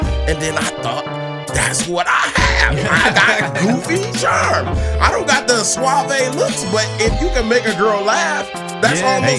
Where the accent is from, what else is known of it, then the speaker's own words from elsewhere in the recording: Detroit, Michigan, United States; Listen, I'm from Detroit, so I'm not like a big outdoorsy person.